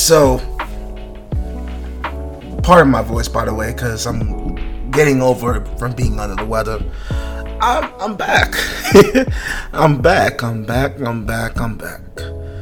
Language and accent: English; New York City, New York, United States; moved away as an adult; now in Virginia, United States; I'm from Brooklyn, New York, born and raised, Bed-Stuy, do or die.